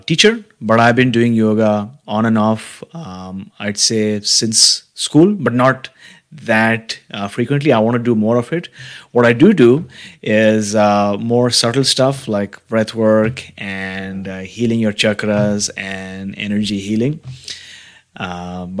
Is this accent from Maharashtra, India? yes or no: yes; Mumbai, Maharashtra, India; moved away as an adult; now in Vancouver, Canada; I was born and brought up in India, in Mumbai. And I came to Vancouver about close to 6 years back now.